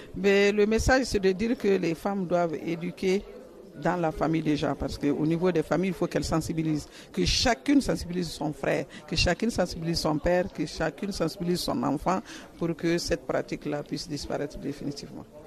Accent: Mali; moi je viens du Mali, chez nous au Mali

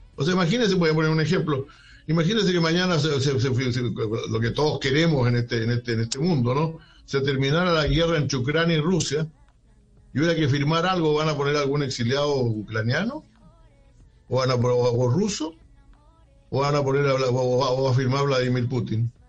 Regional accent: Chile; en mi país

